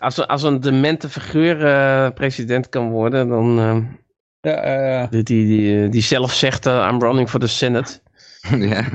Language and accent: Dutch; North Brabant, Netherlands; also born or lived in Friesland; ik kwam dan uit Brabant